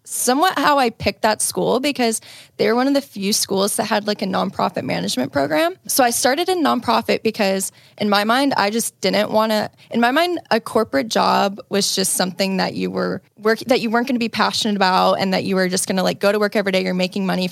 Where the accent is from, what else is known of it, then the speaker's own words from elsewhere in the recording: Indiana, United States; now in Chicago, United States; grew up in Indiana